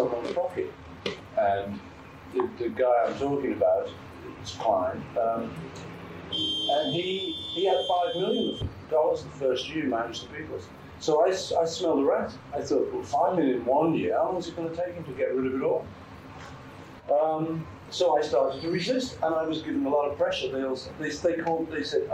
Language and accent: English; Liverpool, North West England, United Kingdom; I come from Liverpool